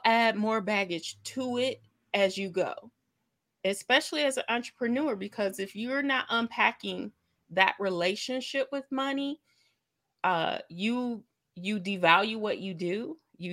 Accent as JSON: {"language": "English", "region": "Lake Michigan", "country": "United States", "tie": "born or raised there", "lives_now": "Kalamazoo, Michigan, United States", "said": "I grew up on Lake Michigan. It was like 10 minutes from my house"}